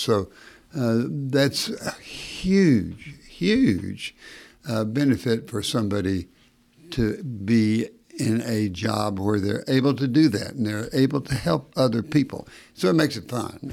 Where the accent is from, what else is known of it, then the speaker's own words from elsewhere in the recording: Knoxville, Tennessee, United States; also born or lived in Battle Creek, Michigan; I came down to Knoxville a, at age two and ev, essentially growing up in Knoxville